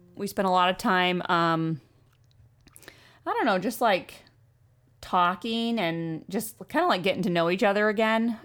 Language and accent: English; Maine, United States; also born or lived in Oregon / Freeport, Maine; I was born in Oregon, um, moved to Maine when I was five